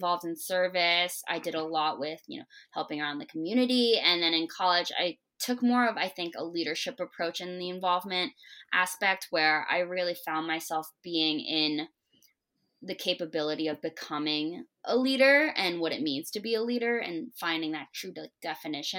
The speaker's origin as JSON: {"language": "English", "town": "East Brunswick", "region": "New Jersey", "country": "United States", "also_born_or_lived": "Hamden, Connecticut", "moved": "as an adult", "said": "I'm from East Brunswick, New Jersey. I love being from Jersey."}